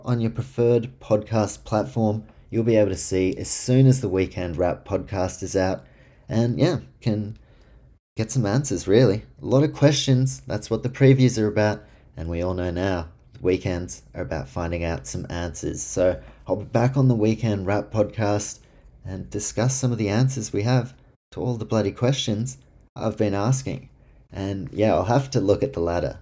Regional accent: Auckland, New Zealand; right now in Auckland, uh, my hometown

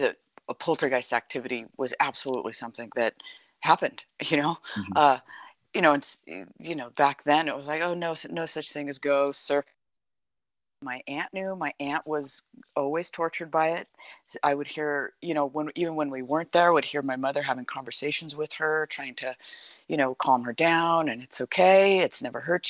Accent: California, United States; I grew up in California.

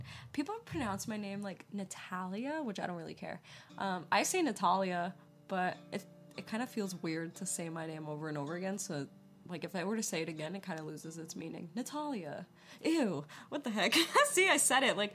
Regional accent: New York, United States; moved away as an adult; now in Los Angeles, United States; I'm originally from New York, the East Coast. I moved out here when I was 19 years old by myself

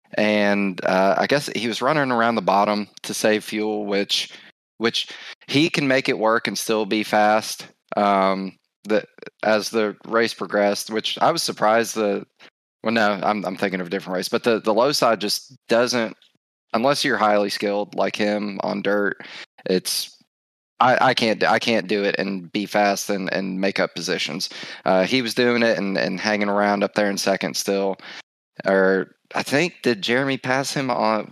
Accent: Ohio, United States; We're both from Ohio.

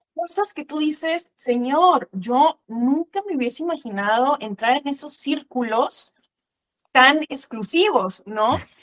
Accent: Mexico; also born or lived in Veracruz, Mexico; soy mexicana, em, vivo en la ciudad de Veracruz, en el puerto de Veracruz aquí en México

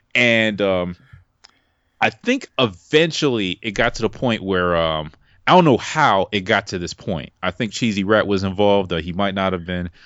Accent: New York City, New York, United States; moved away; also born or lived in Virginia; I'm from Brooklyn

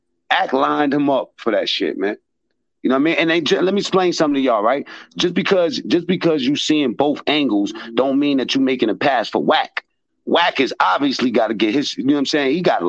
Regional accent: New York City, New York, United States; I'm from Harlem.

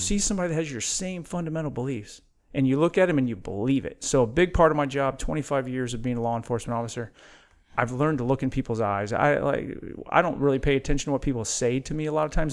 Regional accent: Midwest, United States; I was born and raised in the Midwest

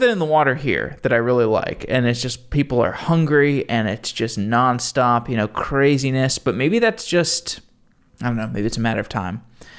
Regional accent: Austin, Texas, United States; moved away; I grew up there.

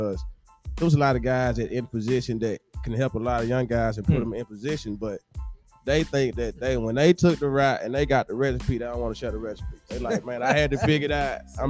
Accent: North Mississippi, United States; now in Nashville, United States; Well, I'm from Bend, North Mississippi. Mm-hmm. It's about Little Rock, deep. I'm in the Delta.

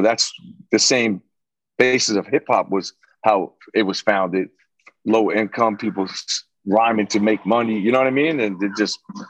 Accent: Long Branch, New Jersey, United States; also born or lived in Elizabeth, New Jersey; I grew up in Long Branch most of my childhood to about like 12.

